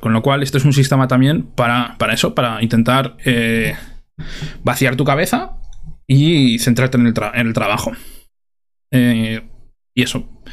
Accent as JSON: {"language": "Spanish", "country": "Spain", "said": "como somos españoles"}